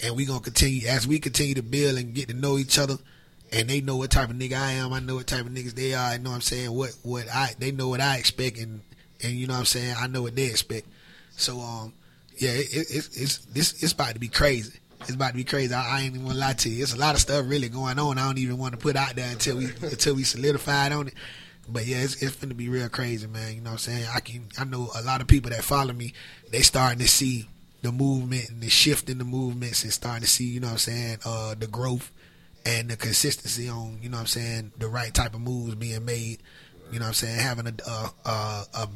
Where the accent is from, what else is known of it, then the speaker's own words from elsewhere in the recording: Tampa, Florida, United States; Tampa, Florida, born and raised